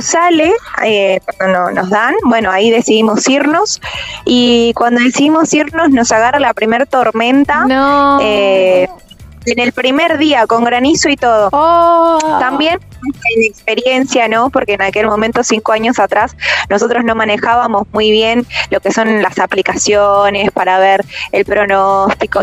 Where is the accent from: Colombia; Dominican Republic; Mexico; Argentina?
Argentina; moved away as an adult